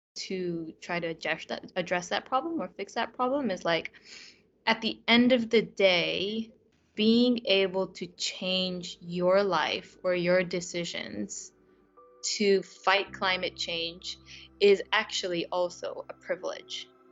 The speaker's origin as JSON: {"language": "English", "country": "Japan", "moved": "yes", "lives_now": "United Kingdom", "said": "in my home country in Japan"}